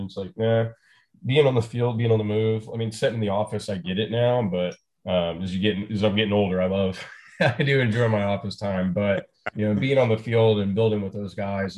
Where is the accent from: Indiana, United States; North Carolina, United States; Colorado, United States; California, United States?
Indiana, United States; I'm from Indiana.